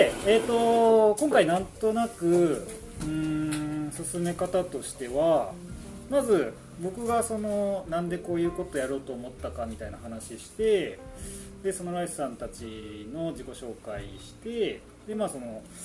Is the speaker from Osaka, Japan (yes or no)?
no; Kyoto, Japan; now in Takayama, Japan; 僕も、ね、出身京都で高山移住してきた